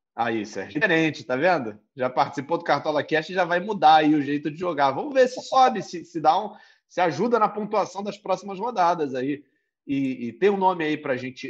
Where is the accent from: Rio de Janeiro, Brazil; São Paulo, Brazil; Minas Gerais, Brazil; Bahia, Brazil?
Rio de Janeiro, Brazil; eu sou do Rio de Janeiro